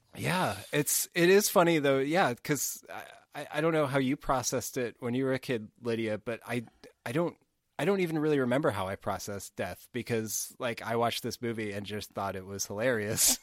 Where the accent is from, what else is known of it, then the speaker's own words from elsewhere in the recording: Canada; we are Canadian